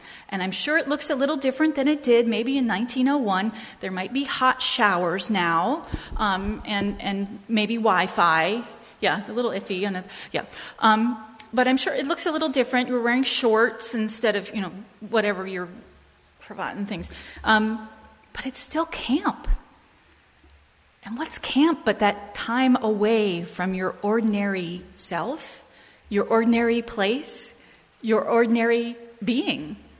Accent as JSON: {"language": "English", "town": "Portsmouth", "region": "New Hampshire", "country": "United States", "tie": "born there", "said": "maybe because I was born in Portsmouth, New Hampshire, just off the coast"}